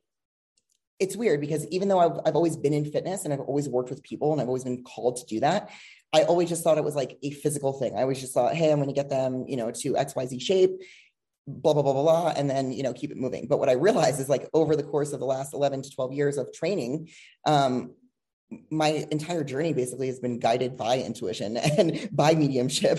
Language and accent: English; New Jersey, United States; moved away as an adult; also born or lived in Los Angeles, California / Miami, Florida; now in Boulder, United States; I'm originally from New Jersey